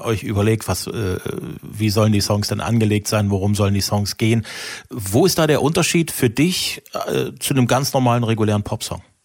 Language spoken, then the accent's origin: German; East Germany, Germany; ich komme ja aus der Osthälfte des Landes